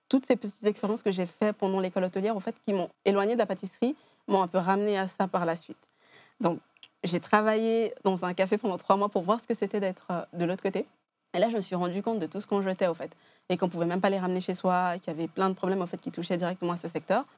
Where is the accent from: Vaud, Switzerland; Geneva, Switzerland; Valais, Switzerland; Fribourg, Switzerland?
Geneva, Switzerland; je viens de Genève, j'ai grandi ici